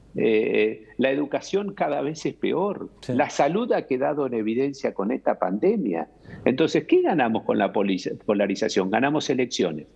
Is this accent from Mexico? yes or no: no; Argentina; como todo argentino tuve una esperanza